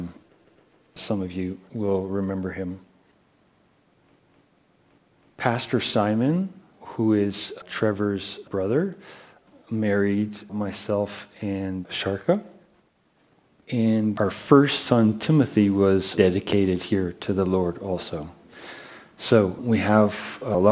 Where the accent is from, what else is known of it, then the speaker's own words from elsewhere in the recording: Canada; moved away; I'm Canadian.